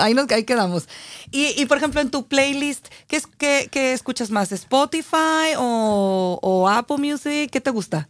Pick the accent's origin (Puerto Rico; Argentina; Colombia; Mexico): Mexico; Aguascalientes; Yo soy de Aguascalientes